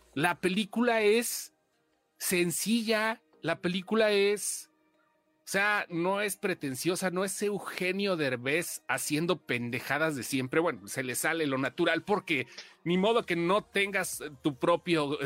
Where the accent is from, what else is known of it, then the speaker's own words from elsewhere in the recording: Mexico; como mexicano